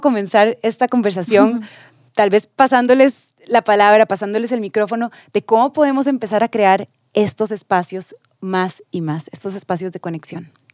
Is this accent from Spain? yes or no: no; Costa Rica; nosotros, que fuimos a la escuela aquí, que fuimos al colegio aquí